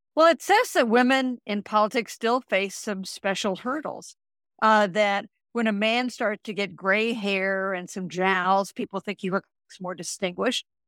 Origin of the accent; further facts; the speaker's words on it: Kansas, United States; I'm from Kansas. We're naturally an optimistic, uh, people